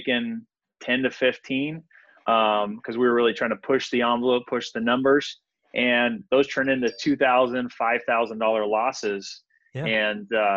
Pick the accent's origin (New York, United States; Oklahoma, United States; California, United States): California, United States; Visalia; moved away as an adult; now in San Diego, United States; I grew up in Visalia, California